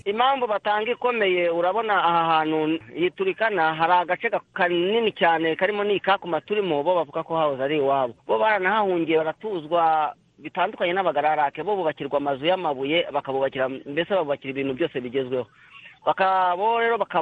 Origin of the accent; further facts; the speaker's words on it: Rwanda; moved away as an adult; also born or lived in Kakuma, Kenya; now in Kenya; nkanjye nk'umunyarwanda